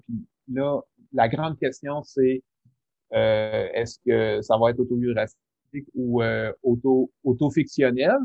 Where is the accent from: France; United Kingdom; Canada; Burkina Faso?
Canada; Rimouski, Quebec; je viens de Rimouski